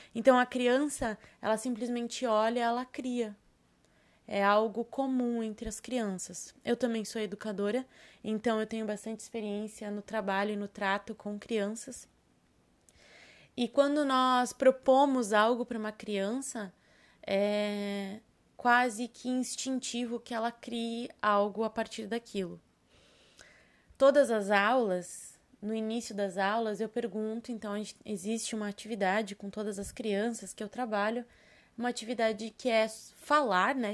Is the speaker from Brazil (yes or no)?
yes; Serra Gaúcha, Rio Grande do Sul, Brazil; now in Florianópolis, Brazil; eu sou nascida no Rio Grande do Sul, na Serra Gaúcha, e moro hoje, resido em Florianópolis.